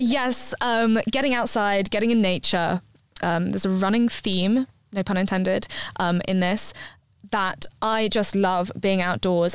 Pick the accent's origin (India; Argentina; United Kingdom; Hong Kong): United Kingdom; London; moved away as an adult; now in Bristol, United Kingdom; I come from London, and yeah. so I never had a garden before. And then we moved out to Bristol